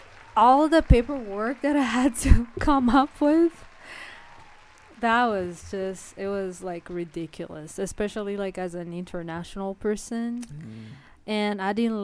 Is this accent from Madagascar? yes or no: yes; Madagascar; English is a second language; moved away as an adult; now in United States; I'm from Madagascar